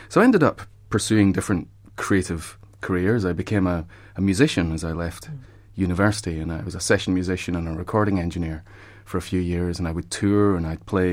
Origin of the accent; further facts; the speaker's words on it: Scotland, United Kingdom; I was growing up in Scotland